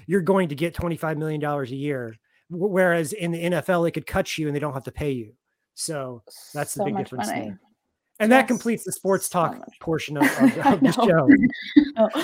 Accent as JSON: {"language": "English", "town": "Kansas City", "country": "United States", "said": "I'm from Kansas City"}